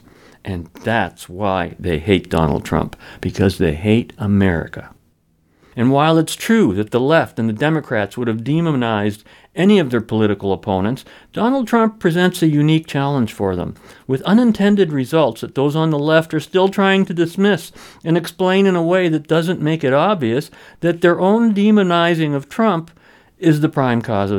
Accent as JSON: {"language": "English", "town": "London", "region": "Ontario", "country": "Canada", "tie": "born or raised there", "said": "the daily newspaper serving my hometown of London, Ontario"}